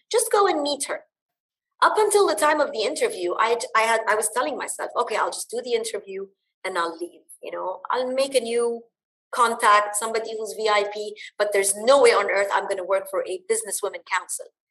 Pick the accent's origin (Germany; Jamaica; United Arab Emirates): United Arab Emirates; Dubai; also born or lived in Bahrain; I was born and raised in the UAE. I am of Lebanese origin